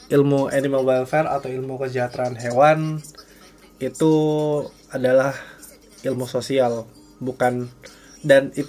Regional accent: Makassar, South Sulawesi, Indonesia; Saya aja biar lebih ini biar lebih sopan soalnya saya dari Makassar. Jadi nggak terlalu tahu bahasa gue gue gitu

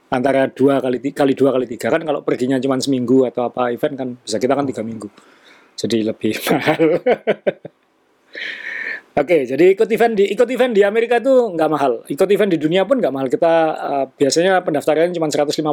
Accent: Kalimantan, Indonesia; born there; Iya betul, saya juga lahir di Kalimantan gitu.

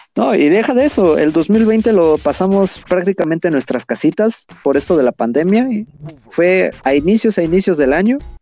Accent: Mexico City, Mexico; somos nativos de la Ciudad de México.

